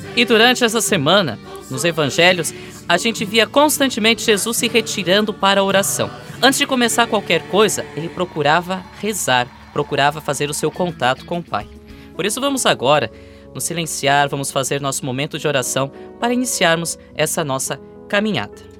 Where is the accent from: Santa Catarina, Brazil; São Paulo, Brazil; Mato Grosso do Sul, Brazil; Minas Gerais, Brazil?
Santa Catarina, Brazil; Curitibanos; moved away; Rádio Coroato FM em Curitibano, Santa Catarina, lá minha colônia, minha terra